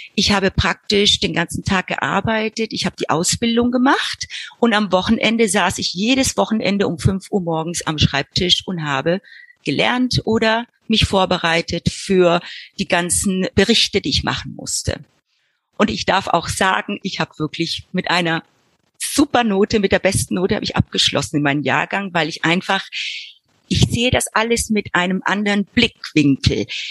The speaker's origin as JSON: {"language": "German", "country": "Argentina", "tie": "born or raised there", "also_born_or_lived": "Buenos Aires", "moved": "as an adult", "lives_now": "Frankfurt, Germany", "said": "Ich bin dann in Argentinien geboren, dort aufgewachsen"}